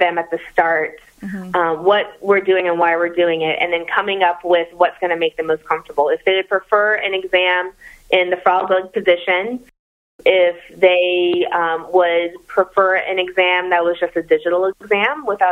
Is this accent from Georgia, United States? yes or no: yes; Atlanta, Georgia, United States; moved away as an adult; I am from Atlanta